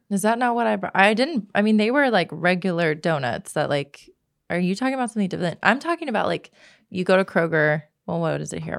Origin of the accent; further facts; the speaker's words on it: Texas, United States; moved away as an adult; now in Los Angeles, United States; I am from Texas.